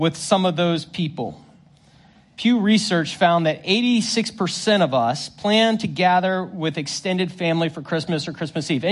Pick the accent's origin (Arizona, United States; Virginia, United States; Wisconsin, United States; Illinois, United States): Virginia, United States; Northern; I grew up in Northern Virginia